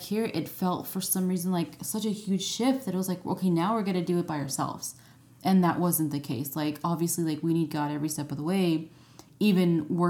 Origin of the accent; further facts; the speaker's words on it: United States; moved away as an adult; I'm American